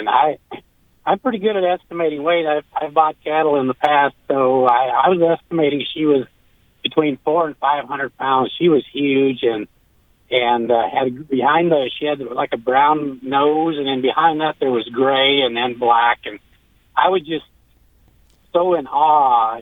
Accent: Canada; moved away; I'm actually a Canadian, and my cousins up in Canada hunt bears all the time

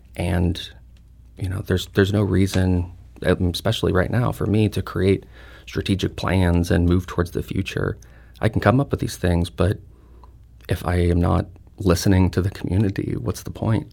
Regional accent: St. Louis, Missouri, United States; I'm a Filipino, uh, from here with, um, my mother and grandparents immigrated here

